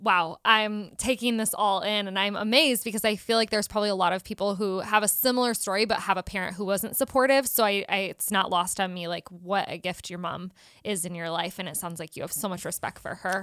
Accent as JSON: {"language": "English", "town": "South Bend", "region": "Indiana", "country": "United States", "also_born_or_lived": "Chicago", "moved": "as an adult", "lives_now": "Los Angeles, United States", "said": "we're from South Bend, Indiana area."}